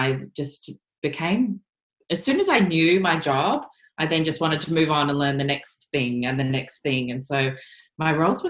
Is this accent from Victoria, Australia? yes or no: no; Gold Coast, Queensland, Australia; moved away as an adult; now in Melbourne, Australia; I grew up on the Gold Coast, and the Gold Coast is very small